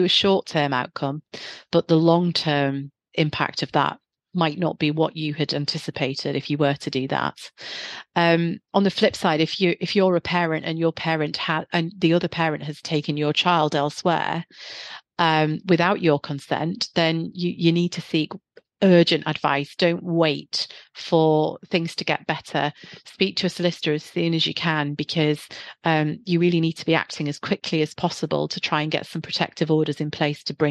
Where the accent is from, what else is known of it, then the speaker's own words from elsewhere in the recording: the North East, North East England, United Kingdom; now in Guildford, United Kingdom; You can probably hear from my accent, I'm originally from the Northeast.